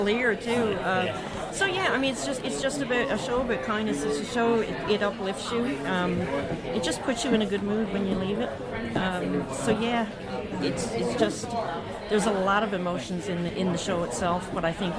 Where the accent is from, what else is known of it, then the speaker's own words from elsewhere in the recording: Newfoundland and Labrador, Canada; as being a Newfoundlander